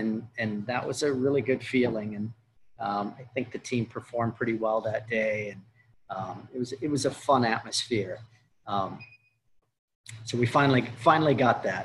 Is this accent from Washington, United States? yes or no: yes; Seattle, Washington, United States; born or raised there